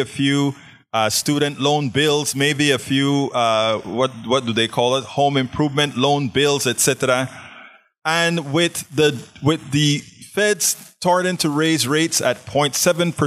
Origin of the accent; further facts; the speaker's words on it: Panama; now in Houston, United States; I'm from Panama, Central America